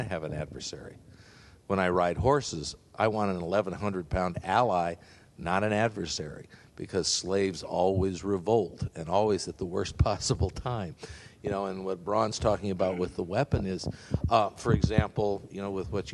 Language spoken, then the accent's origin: English; Canada; moved away; also born or lived in Los Angeles, United States / San Diego, United States; I grew up in Canada. I was born in L.A., but I grew up in Canada